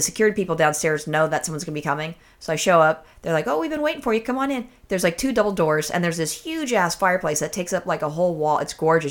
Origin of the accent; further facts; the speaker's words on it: California, United States; I'm a native Californian